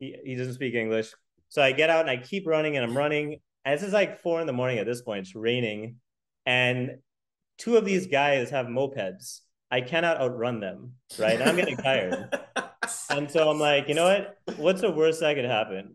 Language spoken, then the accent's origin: English; United States; I'm American